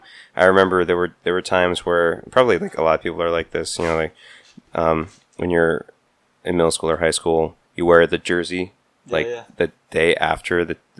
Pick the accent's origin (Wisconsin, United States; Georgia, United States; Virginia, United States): Wisconsin, United States; moved away; growing up in Wisconsin